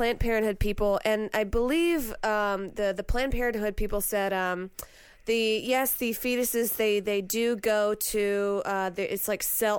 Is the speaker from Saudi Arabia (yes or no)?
yes; Saudi Arabia; now in Louisiana, United States; I was born and raised in Saudi Arabia